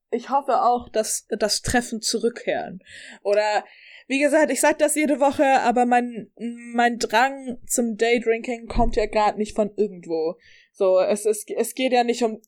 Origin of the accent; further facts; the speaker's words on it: Upper Palatinate, Bavaria, Germany; ich komme aus der Oberpfalz, wir haben heute beide ein bisschen Dialekt rausgehalten